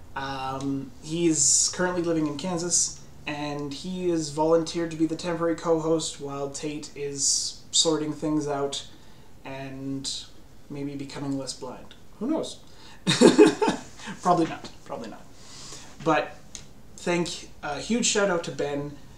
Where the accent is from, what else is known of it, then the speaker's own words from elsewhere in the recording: Canada; I grew up in Canada